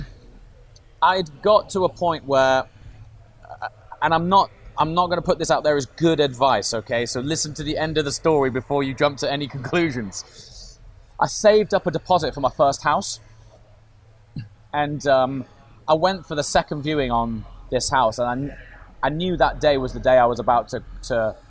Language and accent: English; Stoke-on-Trent, West Midlands, United Kingdom; I grew up in Stoke-on-Trent